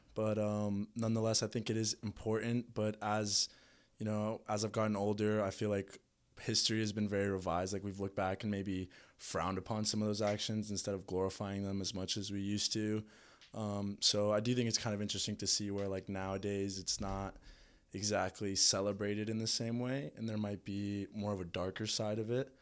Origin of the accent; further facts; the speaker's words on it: Orlando, Florida, United States; also born or lived in Bogota, Colombia; I was born in Bogota and I moved to Florida when I was about two and grew up in Orlando